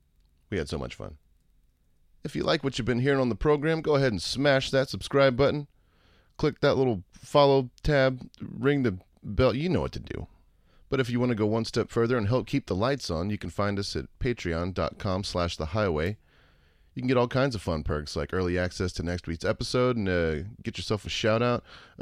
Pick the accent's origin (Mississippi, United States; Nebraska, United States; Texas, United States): Texas, United States; I'm from Texas my whole life, so yeah, just that's kind of like unfathomable cold.